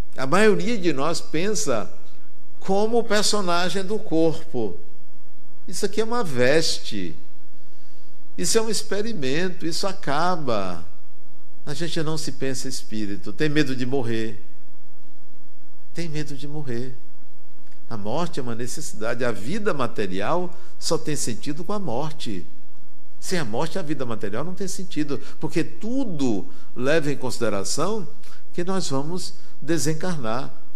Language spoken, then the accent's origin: Portuguese; Brazil; eu sou brasileiro